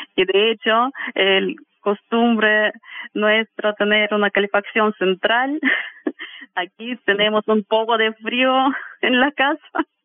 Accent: Siberia, Russia; Spanish is a second language; moved away as an adult; now in Chile; Soy siberiana

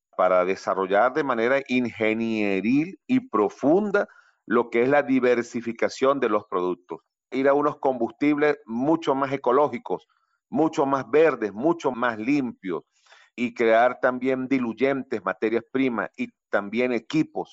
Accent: Venezuela

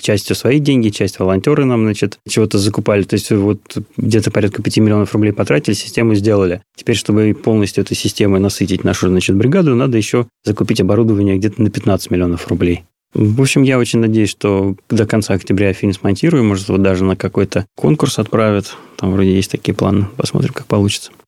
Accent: Odesa, Odesa Oblast, Ukraine; first language Russian; moved away as an adult; now in Moscow, Russia; большую часть жизни я провел в Одессе. Я там родился, там пошел в школу

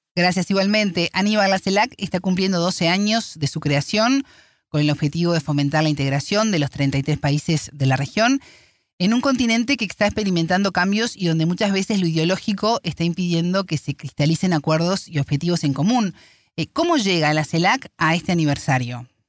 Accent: Uruguay; en mi país, Uruguay

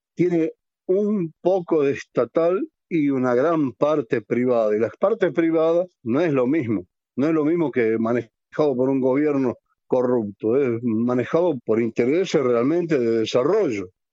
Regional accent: Argentina

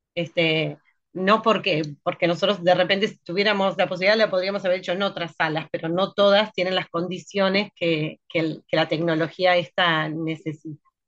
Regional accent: Durazno, Uruguay; now in Montevideo, Uruguay; En realidad empecé a hacer teatro en el interior, en el pequeño teatro de Durazno, desde muy chica. Después me vine para Montevideo

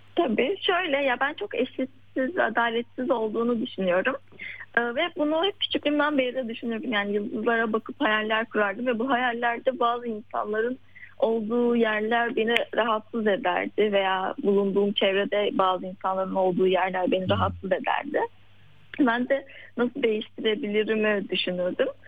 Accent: Yozgat Province, Turkey; now in Istanbul, Turkey; Ben şu an İstanbul'da yaşıyorum ama normalde ailemin yanında Yozgat'ta köyde yaşıyorduk küçük bir köyde.

